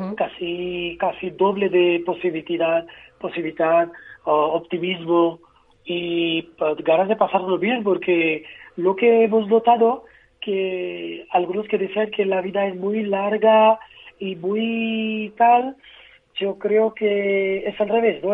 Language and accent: Spanish; Mumbai, Maharashtra, India; Spanish is a second language; now in Madrid, Spain; Y somos de Bombay